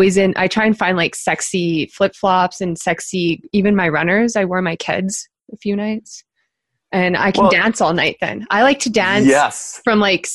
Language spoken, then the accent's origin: English; Canada; for us Canadians